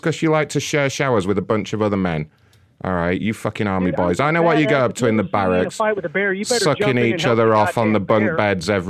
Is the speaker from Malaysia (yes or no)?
no; United Kingdom; I'm British